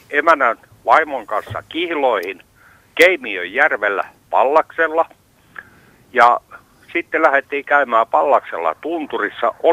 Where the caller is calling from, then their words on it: Hankasalmi, Central Finland, Finland; soittaa mökiltä Hankasalmelta. Tultiin tänään Helsingistä mökille.